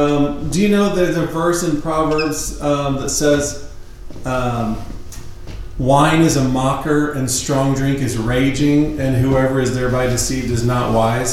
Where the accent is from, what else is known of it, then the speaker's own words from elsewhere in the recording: United States; as an American